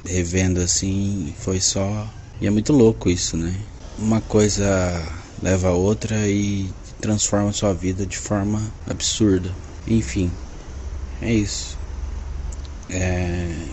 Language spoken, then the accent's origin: Portuguese; Londrina, Paraná, Brazil; sou de Londrina, Paraná, advogado e economista